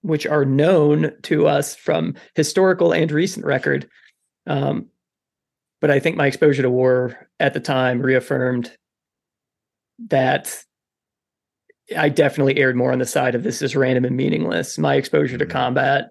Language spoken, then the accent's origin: English; Kentucky, United States; also born or lived in Wisconsin; at the age of 10, we moved from Wisconsin to Kentucky